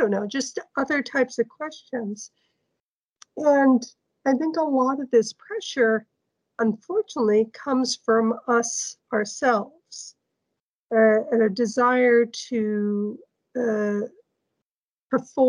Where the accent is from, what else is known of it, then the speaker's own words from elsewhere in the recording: United States; now in Norway; I'm an American, but I'm now living in Norway